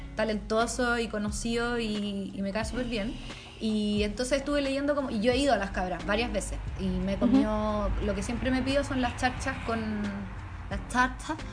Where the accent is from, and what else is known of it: Chile